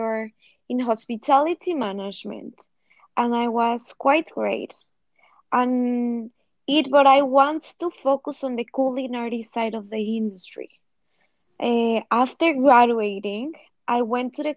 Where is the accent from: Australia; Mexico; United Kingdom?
Mexico; Mexico City; moved away as an adult; now in New York City, United States; I'm from Mexico City. And like many before, I came to New York City